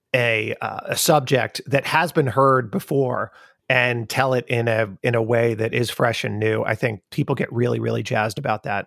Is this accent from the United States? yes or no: yes; Long Island, New York, United States; accent: Long Island; moved away; I talk with my Long Island accent